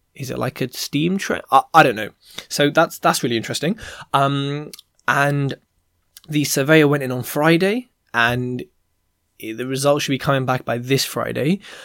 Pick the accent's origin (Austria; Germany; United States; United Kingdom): United Kingdom; London; I'm from London, West London at Heathrow Airport.